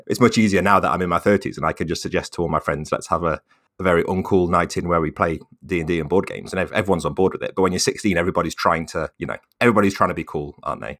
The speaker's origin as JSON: {"language": "English", "area": "Staffordshire", "region": "West Midlands", "country": "United Kingdom", "moved": "as an adult", "lives_now": "Manchester, United Kingdom", "said": "I'm from Staffordshire, which is sort of between Birmingham and Manchester"}